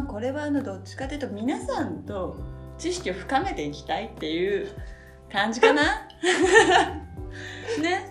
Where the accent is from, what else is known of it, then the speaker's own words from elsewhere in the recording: Yokohama, Kanagawa, Japan; 横浜市出身ではあるんですが、私が